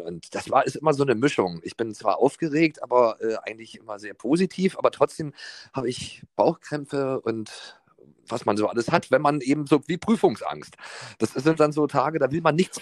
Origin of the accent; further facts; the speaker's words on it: East Germany, Germany; Ich bin ja ohne Telefon im Osten groß geworden